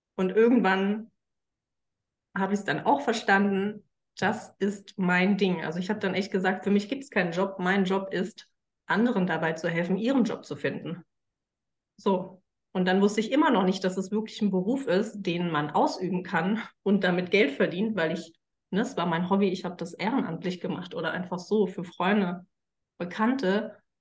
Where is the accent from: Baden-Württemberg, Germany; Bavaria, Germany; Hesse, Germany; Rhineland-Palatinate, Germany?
Hesse, Germany; Frankfurt; ich bin Frankfurter mit Leib und Seele, auch wenn ich zwischenzeitlich äh, mal ganz woanders gelebt habe, komme ich doch immer wieder zurück.